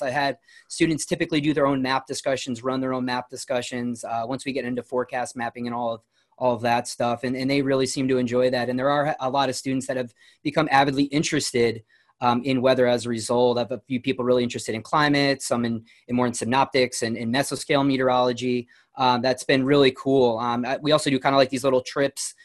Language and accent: English; New Milford, Connecticut, United States; I grew up in New Milford, Connecticut, so it's in Litchfield County, Connecticut